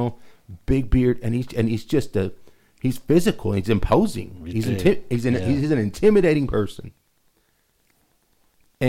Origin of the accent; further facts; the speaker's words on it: Lubbock, Texas, United States; I'm from Lubbock